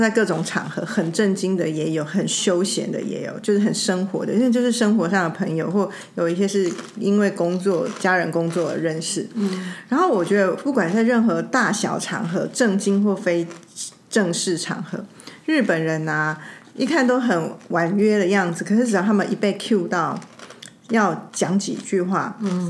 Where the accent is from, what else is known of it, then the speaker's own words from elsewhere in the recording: Taiwan; 我们台湾人